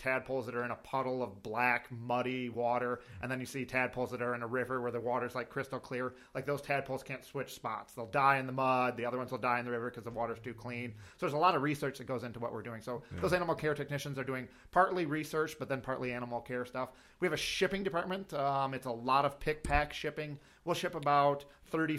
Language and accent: English; Jackson, Michigan, United States; also born or lived in Owosso, Michigan; now in Fowlerville, United States; I grew up in Jackson, Michigan, in the suburbs of Jackson